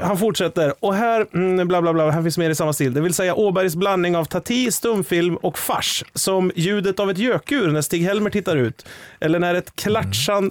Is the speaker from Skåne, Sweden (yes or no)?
no; Sveg, Jämtland, Sweden; jag växte upp i Sveg